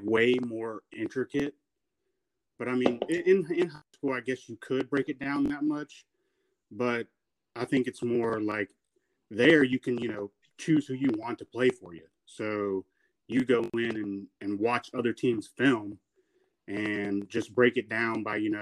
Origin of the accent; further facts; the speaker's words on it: Rock Hill, South Carolina, United States; I went to South Point High School, which is in Rock Hill, South Carolina.